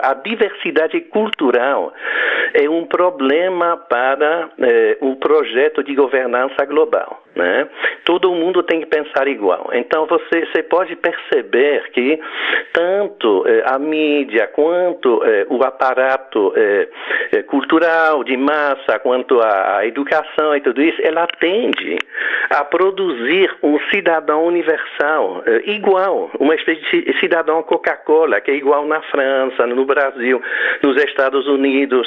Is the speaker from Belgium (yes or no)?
yes; Belgium; accent: foreign; Portuguese is a second language; moved away as an adult; now in Goiânia, Brazil; eu tenho um sotaque estrangeiro, um nome estrangeiro, não é? Então eu sou um brasileiro eh, adotivo, digamos, né? Quer dizer, eu, eu, eu, eu venho da Bélgica